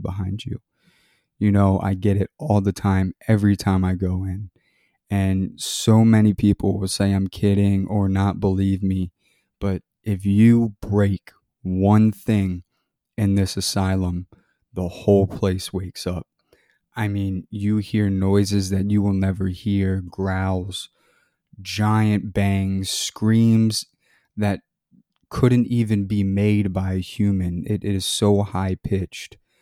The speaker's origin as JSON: {"language": "English", "region": "Maryland", "country": "United States", "tie": "born or raised there", "said": "I grew up in Maryland"}